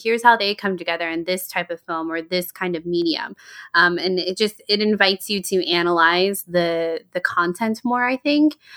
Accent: Georgia, United States; Charlotte and I grew up in Georgia.

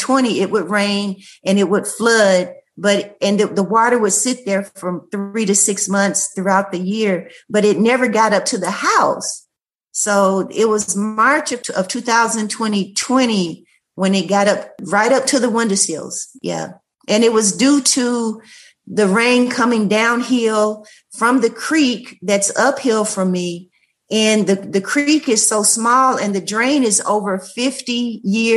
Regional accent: Nashville, Tennessee, United States; also born or lived in Loganville, Georgia; now in Reidsville, United States; I'm actually from Nashville, Tennessee

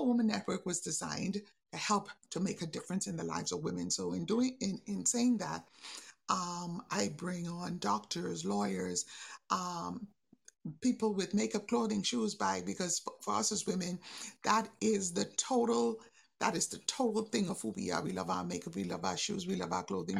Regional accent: Bahamas; I'm from the Bahamas

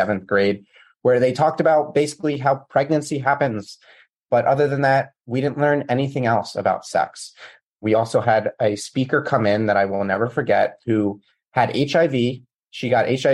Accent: United States; I grew up in the States

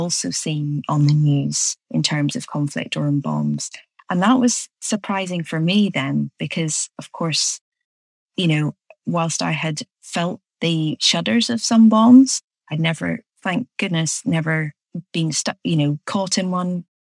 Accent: Belfast, Northern Ireland, United Kingdom; there's a core component in what I teach that relates back to my experience growing up in Belfast.

